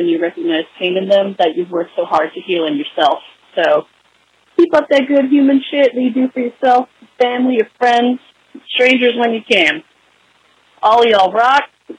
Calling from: Texas, United States; in Texas. I'm not from New Jersey.

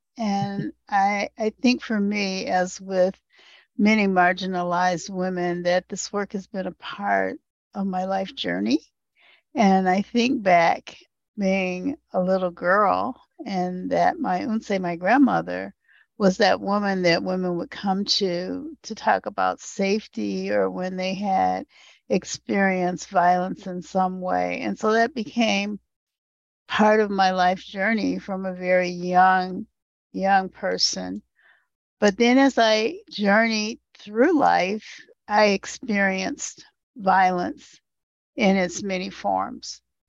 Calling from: Michigan, United States; Hi, I'm calling in from Northeast Michigan, and Michigan is the land of the Three Fires tribes, the Ottawa, Odawa, and Potawatomi.

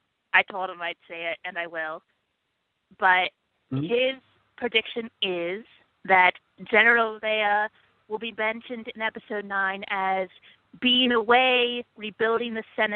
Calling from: New York City, New York, United States; calling from New York City.

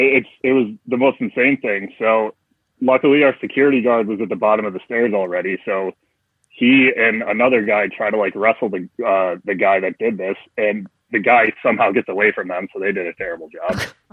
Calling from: Buffalo, New York, United States; Bright and sunny, tropical Buffalo, New York.

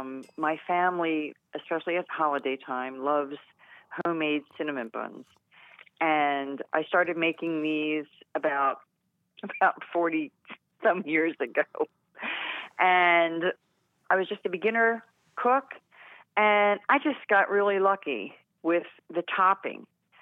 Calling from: The Villages, Florida, United States; Right now, I'm calling from the Villages, Florida.

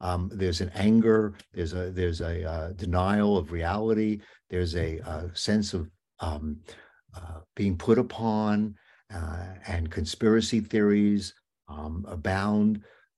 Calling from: Long Island, New York, United States; I mean, I'm speaking from Long Island right now

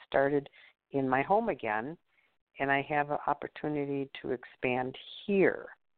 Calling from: Wisconsin, United States; from Wisconsin

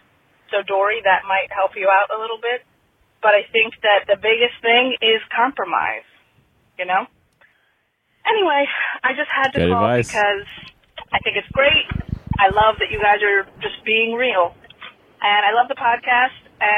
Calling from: Pennsylvania, United States; I'm calling from Pennsylvania

